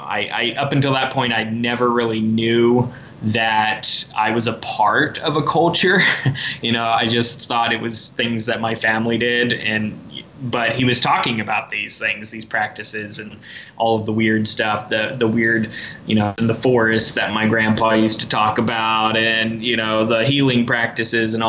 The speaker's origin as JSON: {"language": "English", "region": "the Ozarks", "country": "United States", "said": "I am from the Ozarks. I'm a multi-generational Ozarker. My parents are from here, grandparents, great-grandparents"}